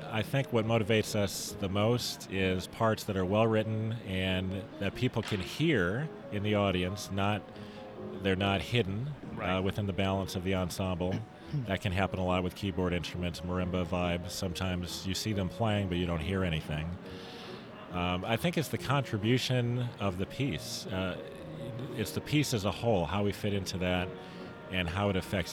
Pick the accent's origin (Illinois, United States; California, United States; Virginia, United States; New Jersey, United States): Illinois, United States; Chicago; I'm from the Midwest in the Chicago area.